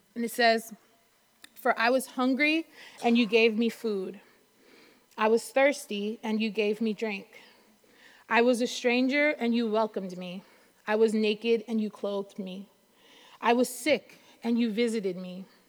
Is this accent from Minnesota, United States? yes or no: no; New York City, New York, United States; also born or lived in North Carolina / Brooklyn; even though I'm in Brooklyn now, I was born and raised in Queens